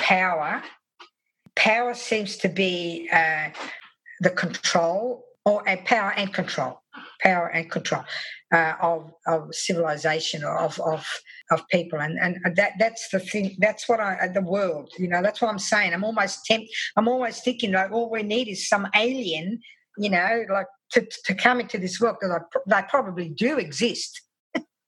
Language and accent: English; Australia; my only experience as an Australian, Italian-Australian